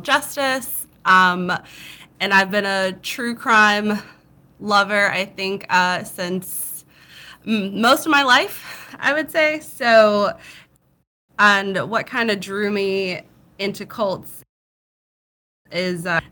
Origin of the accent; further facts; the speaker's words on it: the South, United States; accent: Southern; I'm from the South